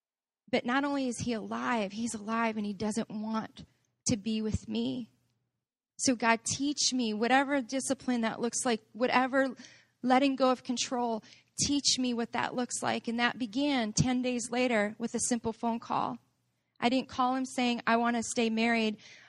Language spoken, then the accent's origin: English; Chicago, Illinois, United States; This is where I'm growing up on Southside Chicago kind of came up